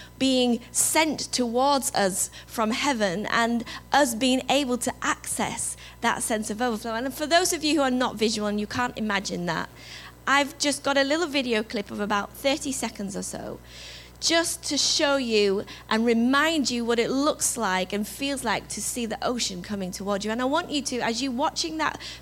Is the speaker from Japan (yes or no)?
no; England, United Kingdom; accent: English; moved away; my English accent